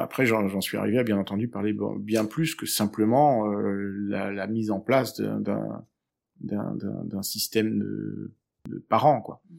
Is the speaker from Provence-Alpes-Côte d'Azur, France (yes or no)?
yes; Aix-en-Provence, Provence-Alpes-Côte d'Azur, France; also born or lived in Switzerland; now in Brussels, Belgium; je viens du sud de la France, euh, donc d'Aix-en-Provence